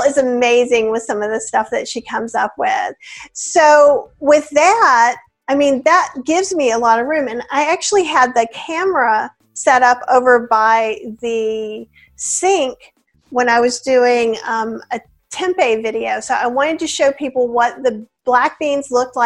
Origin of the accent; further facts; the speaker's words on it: the South, United States; I'm from the South